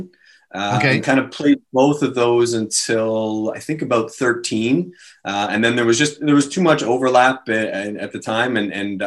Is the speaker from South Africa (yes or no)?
no; Ottawa, Ontario, Canada; also born or lived in Nepean / Stittsville; I was born and raised right here in Ottawa. Born in Nepean, but grew up in Kanata.